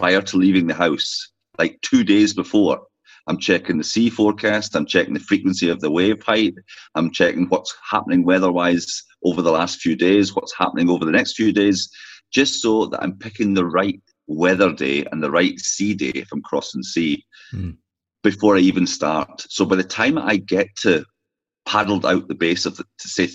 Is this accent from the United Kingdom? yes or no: yes; Orkney, Scotland, United Kingdom; now in County Donegal, Ireland; I'm from Scotland, obviously, but from Orkney, far north is where I came from to Ireland